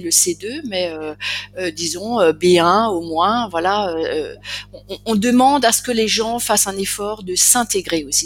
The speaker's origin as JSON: {"language": "French", "area": "Alsace", "region": "Grand Est", "country": "France", "said": "je suis alsacienne, donc je parle le dialecte alsacien"}